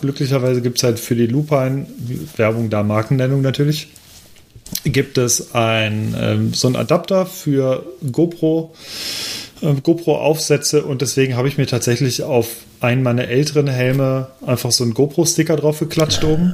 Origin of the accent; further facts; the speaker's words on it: Cologne, North Rhine-Westphalia, Germany; als gebürtiger Kölner